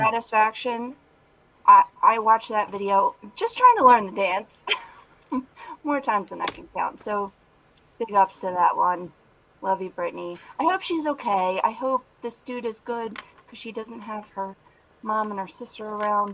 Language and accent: English; Philadelphia, Pennsylvania, United States; Southern Philadelphia